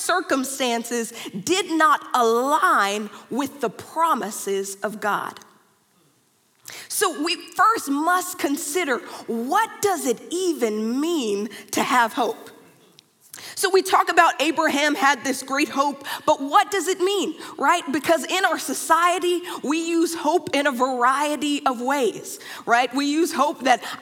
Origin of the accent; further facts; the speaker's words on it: Dallas, Texas, United States; moved away; I am from Dallas, Texas